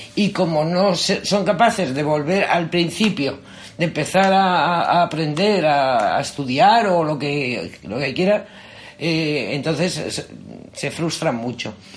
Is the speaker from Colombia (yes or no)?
no; Madrid, Community of Madrid, Spain; yo soy madrileña, madrileña, pero soy 50% murciana. Mi madre es murciana